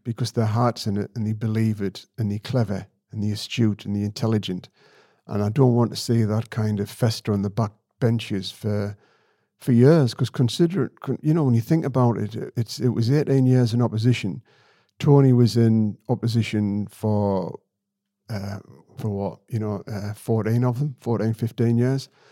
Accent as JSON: {"language": "English", "town": "Sedgefield", "region": "North East England", "country": "United Kingdom", "said": "I'm from Sedgefield"}